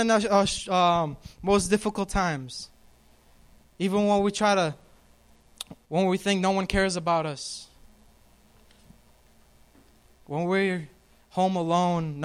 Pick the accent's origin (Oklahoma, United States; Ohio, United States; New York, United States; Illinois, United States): New York, United States; moved away; I'm from New York